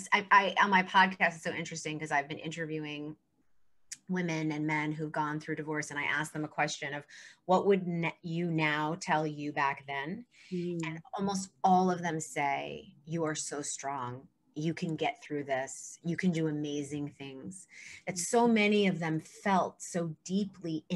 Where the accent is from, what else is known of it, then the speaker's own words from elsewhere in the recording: New York City, New York, United States; I'm a New Yorker